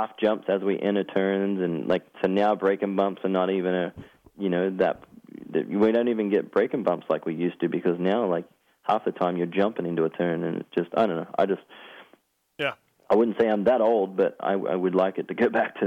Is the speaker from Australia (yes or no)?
yes; Australia; moved away; I was from Australia